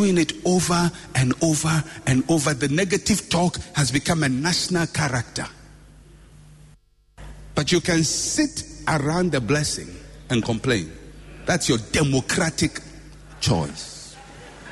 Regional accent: Ghana; I was born in Ghana

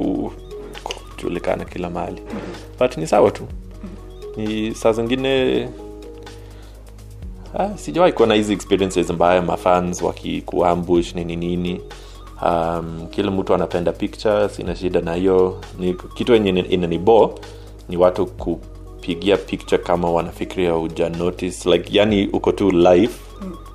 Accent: Kenya; but i think ah, mi ni mkenya damu hata kama kwa rangi haiko lakini kwa damu mi ni mkenya

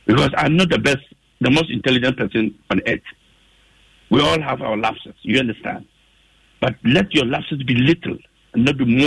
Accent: Germany; now in Ghana; I've lived in Germany for 19 years. I grew up in Germany.

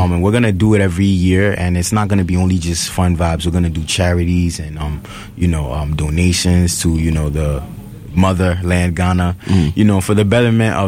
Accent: New York City, New York, United States; also born or lived in Mott Haven, Bronx; Bronx, Soundview. I'm from Soundview, but I currently reside in Mount Haven right now

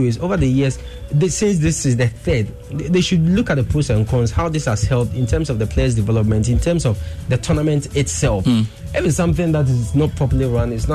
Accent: Ghana; I'm a Ghanaian

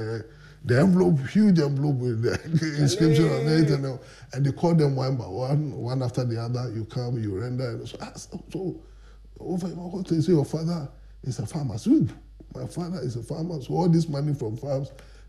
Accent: Accra, Greater Accra, Ghana; also born or lived in Koforidua; I was born and bred in Accra

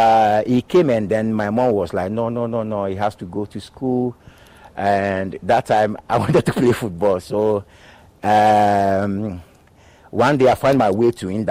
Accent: Accra, Greater Accra, Ghana; moved away as an adult; I was born in Choco, grew up in Choco

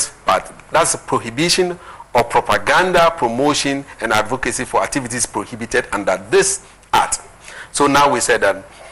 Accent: Ghana; as an African, as a Ghanaian

